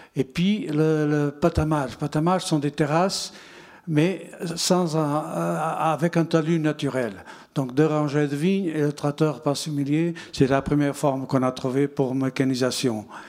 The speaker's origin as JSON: {"language": "French", "country": "Portugal", "also_born_or_lived": "Bordeaux", "second_language": "French", "moved": "as an adult", "said": "quand je suis parti de Portugal"}